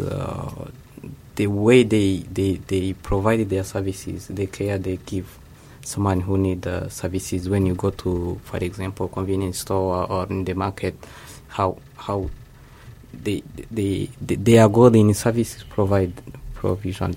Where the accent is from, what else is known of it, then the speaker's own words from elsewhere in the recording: Rwanda; moved away as an adult; now in Japan; from Rwanda